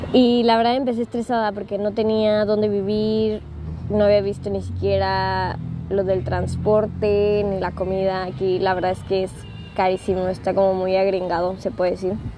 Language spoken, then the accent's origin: Spanish; Acapulco, Guerrero, Mexico; moved away as an adult; also born or lived in Puebla, Mexico; now in Los Cabos, Mexico; yo estaba en Acapulco, yo nací en Acapulco. Eh, me vine, me fui, me, mejor dicho, me fui a estudiar la universidad a Puebla